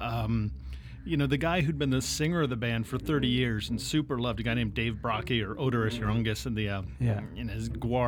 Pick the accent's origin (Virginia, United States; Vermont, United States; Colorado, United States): Virginia, United States; Arlington; moved away as an adult; also born or lived in Washington, D.C. / Richmond, Virginia / Boston, Massachusetts / Banff, Alberta; I was born in Washington, D.C., and I grew up right across the river in Arlington, Virginia